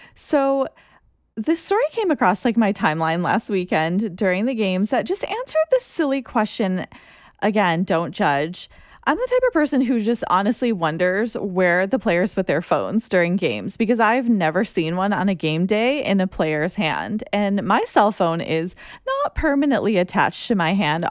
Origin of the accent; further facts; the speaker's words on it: United States; as an American